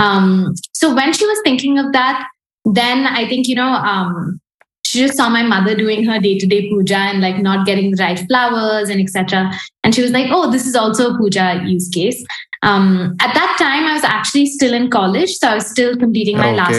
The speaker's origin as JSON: {"language": "English", "town": "Bangalore", "region": "Karnataka", "country": "India", "tie": "born or raised there", "also_born_or_lived": "United States", "said": "I was born and brought up in Bangalore"}